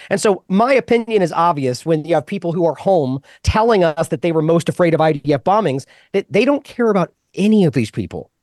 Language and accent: English; United States; I'm an American